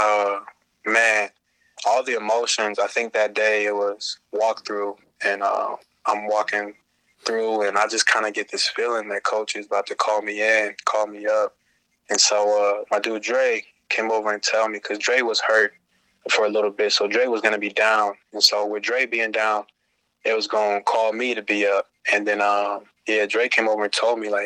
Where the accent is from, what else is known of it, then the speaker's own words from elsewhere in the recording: Oberlin, Ohio, United States; moved away as an adult; now in Los Angeles, United States; growing up in Ohio, you got the Browns and the Steelers